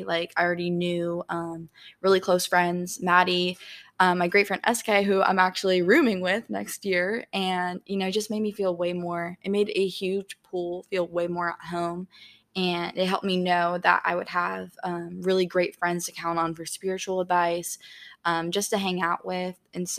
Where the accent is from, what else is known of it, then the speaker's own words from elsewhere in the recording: Tampa, Florida, United States; I'm from Tampa, so I flew into PCB